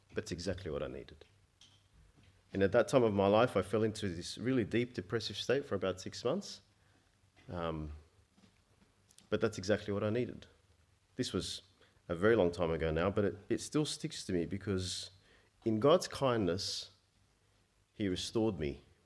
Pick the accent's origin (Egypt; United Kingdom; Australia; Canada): Egypt; I was born in Egypt